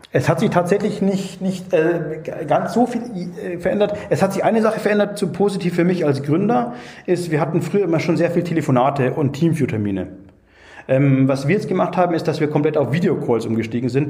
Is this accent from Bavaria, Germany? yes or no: yes; Munich, Bavaria, Germany; now in Augsburg, Germany; ich bin eigentlich, ähm, gebürtiger Münchner